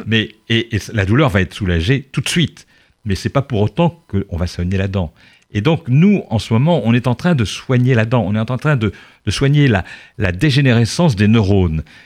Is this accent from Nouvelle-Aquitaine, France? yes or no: yes; Charente, Nouvelle-Aquitaine, France; now in Paris, France; la Charente, d'où je viens